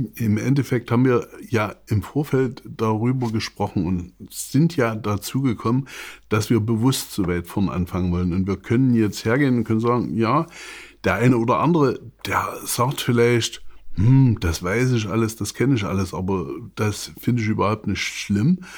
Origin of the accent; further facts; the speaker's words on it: Saxony, Germany; ich bin Sachse